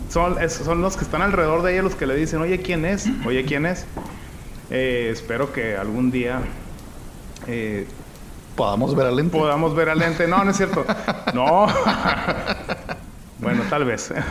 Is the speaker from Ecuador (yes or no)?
no; Guadalajara, Jalisco, Mexico; ¿Tú sabías que yo soy de Guadalajara?